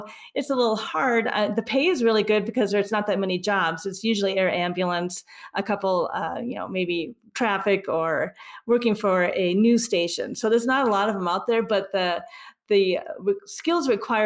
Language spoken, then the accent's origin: English; Minnesota, United States; now in Colorado, United States; I'm originally from Minnesota